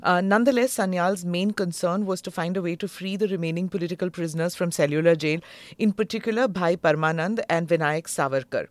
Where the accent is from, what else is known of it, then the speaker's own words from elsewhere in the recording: Mumbai, Maharashtra, India; I was born there in Navy Nagar.